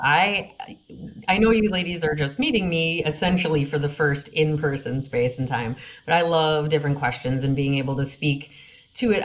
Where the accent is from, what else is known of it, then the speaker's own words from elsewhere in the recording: Wisconsin, United States; now in Minnesota, United States; I grew up in Wisconsin